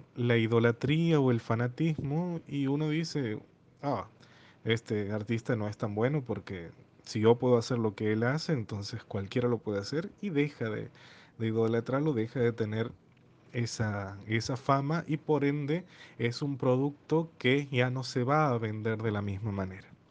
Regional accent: Santiago del Estero, Argentina; Soy de Argentina, de la ciudad de Santiago del Estero.

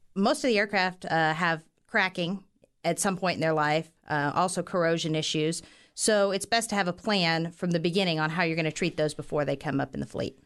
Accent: Western Kansas, United States; moved away as an adult; now in Wichita, United States; I grew up in Western Kansas. I was a small, uh, farm town girl

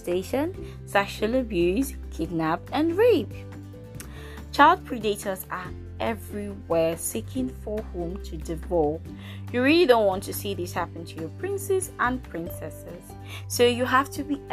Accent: Nigeria; I am from Nigeria

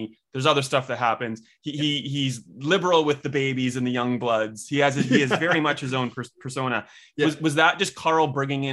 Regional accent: Melbourne, Victoria, Australia; I'm from Melbourne

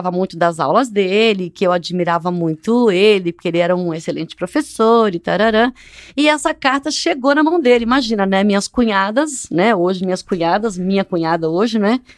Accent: Queimados, Rio de Janeiro, Brazil; moved away; also born or lived in São Paulo; Eu nasci em Queimados, Rio de Janeiro. Ai, Jesus. É a Baixada mesmo.

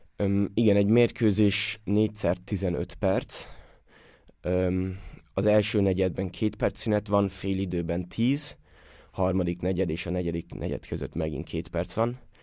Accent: Austria; moved away as an adult; now in Hamburg, Germany; itt mindenkit ismerek, mindenki ismer mindenkit, többnyire együtt nőttünk fel

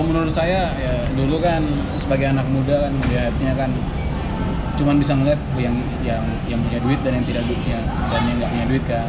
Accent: Jakarta, Indonesia; gue anak Jakarta

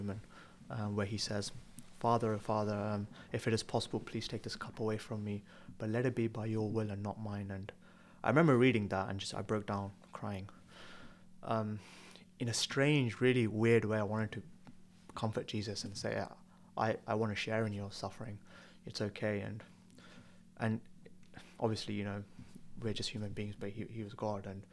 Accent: Tamil Nadu, India; also born or lived in Birmingham; now in Newcastle, United Kingdom; I'm from Southern India, from Tamil Nadu, and lived in Birmingham and studied medicine at Newcastle

